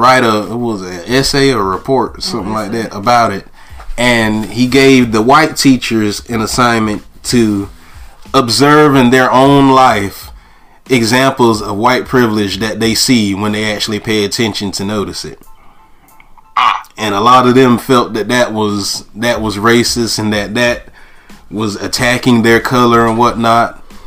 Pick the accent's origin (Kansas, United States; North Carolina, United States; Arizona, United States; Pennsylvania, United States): North Carolina, United States; Goldsboro; my hometown of Goldsboro